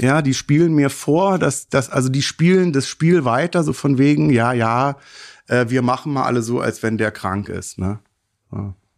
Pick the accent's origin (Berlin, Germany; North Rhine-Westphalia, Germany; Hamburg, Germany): Berlin, Germany; 74 geboren in Neukölln